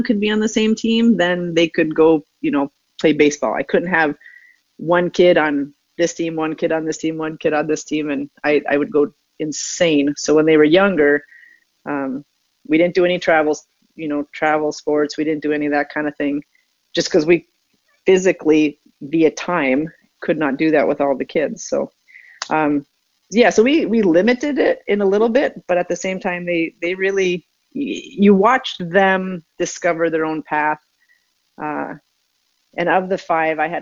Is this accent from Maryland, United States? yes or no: no; Minnesota, United States; moved away as an adult; also born or lived in East Coast / Atlanta / Chicago; I'm born and raised in Minnesota